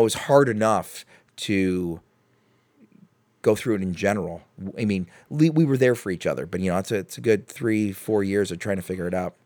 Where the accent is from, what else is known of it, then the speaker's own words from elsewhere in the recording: Chicago, Illinois, United States; now in Cleveland, United States; I'm from Chicago